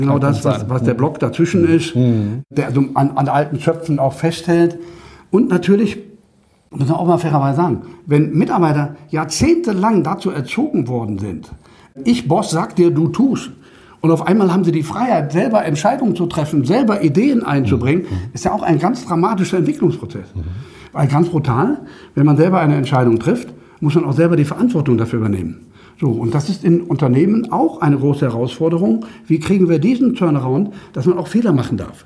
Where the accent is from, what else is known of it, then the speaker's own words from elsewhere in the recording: Düsseldorf, North Rhine-Westphalia, Germany; ich komme aus Düsseldorf